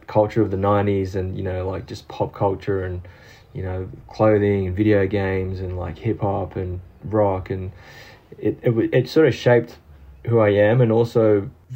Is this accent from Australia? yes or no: yes; Sydney, New South Wales, Australia; English is a second language; also born or lived in Brazil / Maroubra / Hillsdale; I was born and raised in Sydney